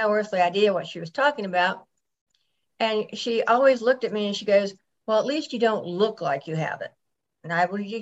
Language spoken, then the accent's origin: English; Atlanta, Georgia, United States; also born or lived in Buffalo, New York; I was raised in Atlanta, Georgia.